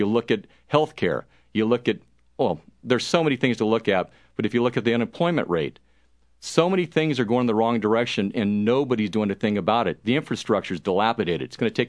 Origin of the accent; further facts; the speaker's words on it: United States; Because I'm an American first.